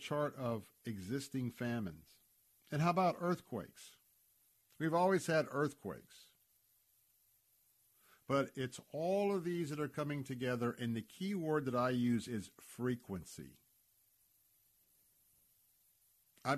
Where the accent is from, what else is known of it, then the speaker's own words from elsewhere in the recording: Tampa, Florida, United States; when I was a youngster growing up in Tampa, Florida, everybody went to a church